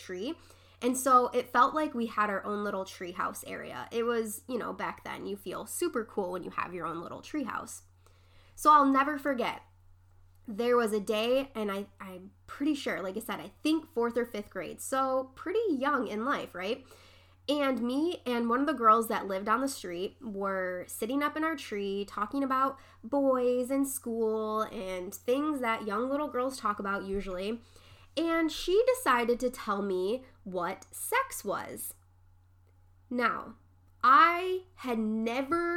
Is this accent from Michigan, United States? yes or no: yes; Dearborn Heights, Michigan, United States; the house that I grew up in Dearborn Heights